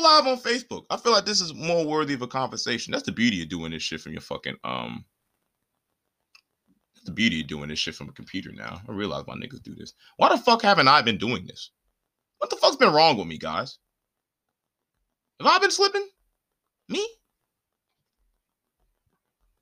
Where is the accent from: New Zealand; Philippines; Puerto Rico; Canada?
Puerto Rico; as somebody who is Puerto Rican, who's actually on the island